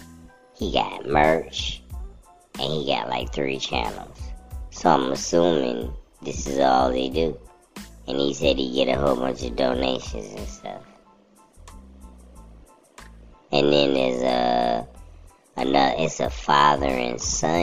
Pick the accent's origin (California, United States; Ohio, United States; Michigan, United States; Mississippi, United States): California, United States; I grew up there in California